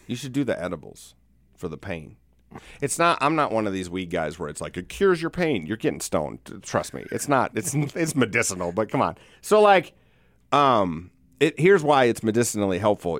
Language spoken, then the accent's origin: English; South Dakota, United States; born or raised there